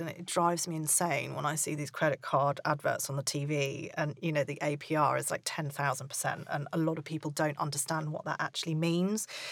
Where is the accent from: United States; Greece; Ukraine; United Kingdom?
United Kingdom; we're British